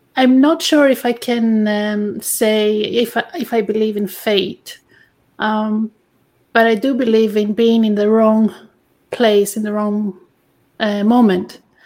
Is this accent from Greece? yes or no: yes; Greece; English is a second language; moved away; I'm originally from Greece